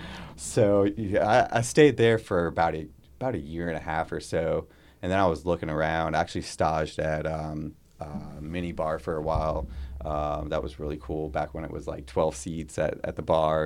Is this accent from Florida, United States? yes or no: yes; Florida, United States; now in Baltimore, United States; growing up in Florida